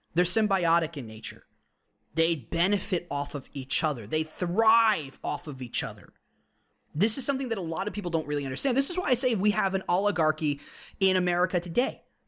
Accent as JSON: {"language": "English", "country": "United States", "said": "our heritage as Americans"}